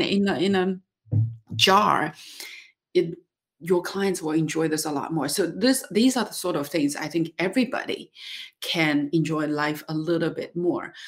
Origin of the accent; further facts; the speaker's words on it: Dali, Yunnan, China; my hometown of Dali in Yunnan, China